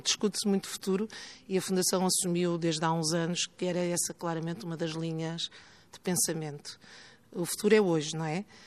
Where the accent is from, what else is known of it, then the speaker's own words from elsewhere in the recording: Porto, Norte, Portugal; moved away as an adult; now in Lisbon, Portugal; Eu sou do Porto, estudei no Porto, iniciei a minha vida profissional no Porto e no início dos anos 90 vim trabalhar para Lisboa.